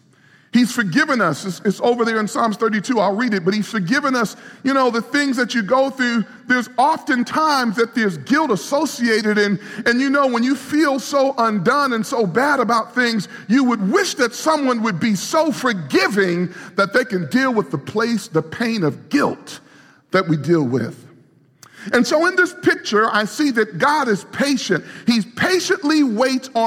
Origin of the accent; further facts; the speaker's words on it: New York City, New York, United States; moved away; I grew up in New York City, and all my life, and so we've been here for our ministry, we've been here. But I grew up in New York City